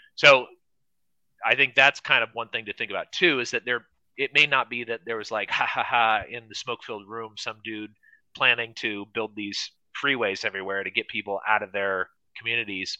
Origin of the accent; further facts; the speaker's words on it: California, United States; I grew up in California